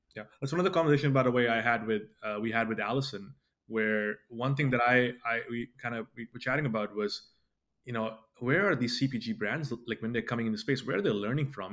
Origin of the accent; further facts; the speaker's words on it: India; moved away; originally I was born in India